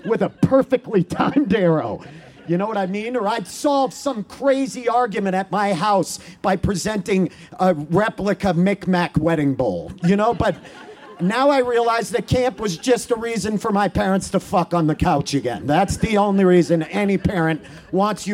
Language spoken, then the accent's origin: English; Maine, United States; I grew up in Maine